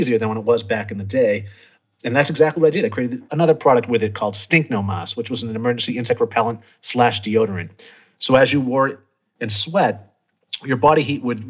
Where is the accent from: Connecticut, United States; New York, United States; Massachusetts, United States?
Massachusetts, United States; moved away as an adult; also born or lived in Montezuma, Costa Rica; I originally was born and raised in Massachusetts